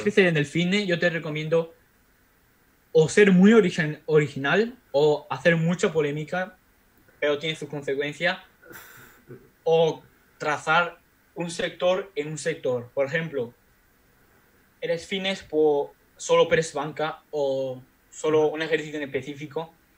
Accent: Spain; moved away; mi pueblo de España donde yo vivo, bueno, donde yo vivía

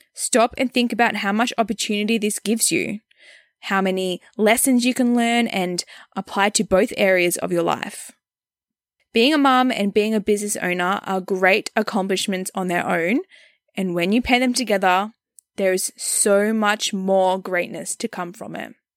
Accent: Australia; moved away as an adult; also born or lived in Melbourne, Australia; now in Canada; I am an Australian born, but living in Canada with my partner and our baby girl

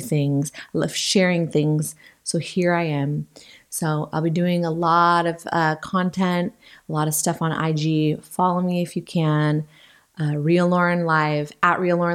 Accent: Western Washington, United States; I grew up in Western Washington. I've lived here my whole life

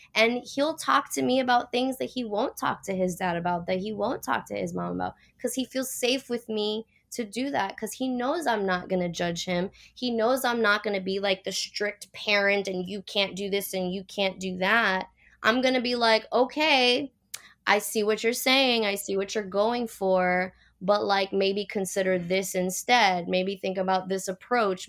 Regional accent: Puerto Rico; also born or lived in Miami; now in California, United States; I grew up in Puerto Rico, islands surrounded by water

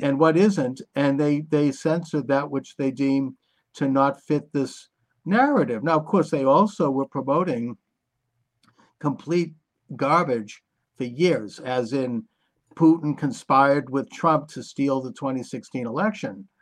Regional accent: United States; as an American

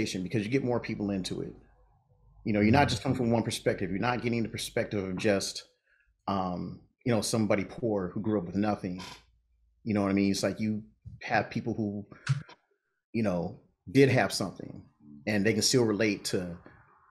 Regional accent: Los Angeles, California, United States; I'm native Californian, born and raised

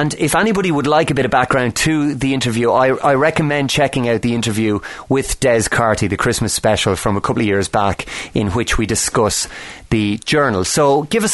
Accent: Ireland; growing up in Ireland

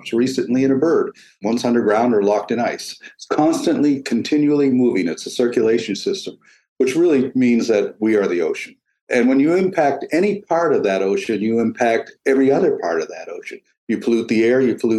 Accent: Eastern Canada, Canada; moved away; When I was a child in the 50s, early 60s, nobody ate mussels in eastern Canada.

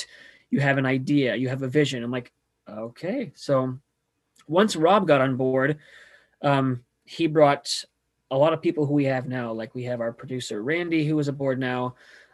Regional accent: California, United States; moved away; I'm from California

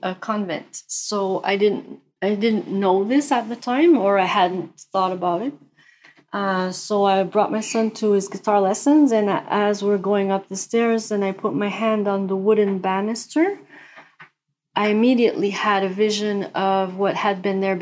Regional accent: Quebec, Canada; I'm from Canada, Quebec, Canada

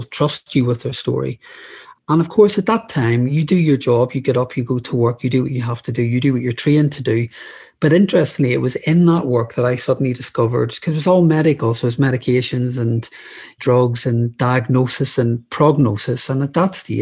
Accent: Northern Ireland, United Kingdom; moved away as an adult; now in London, United Kingdom; I grew up in Northern Ireland during the Troubles

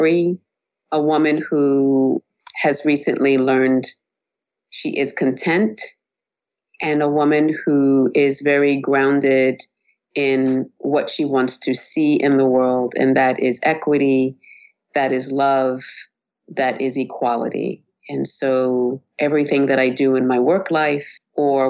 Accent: United States; I identify myself as Black American

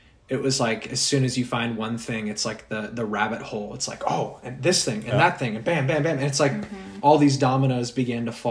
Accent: Los Angeles, California, United States; I'm an LA dude, born and raised, bred out there, on In-N-Out and the beach and the Dodgers

